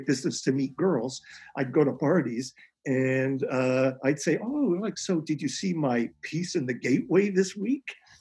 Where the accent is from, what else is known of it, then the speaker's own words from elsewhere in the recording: Calgary, Alberta, Canada; moved away as an adult; also born or lived in Edmonton / Toronto; I come from Calgary, and I was at the U of A in Edmonton